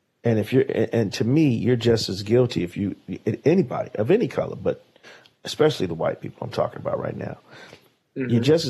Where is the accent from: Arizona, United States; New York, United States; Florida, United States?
New York, United States; New York City; as a young Black man myself, growing up in Harlem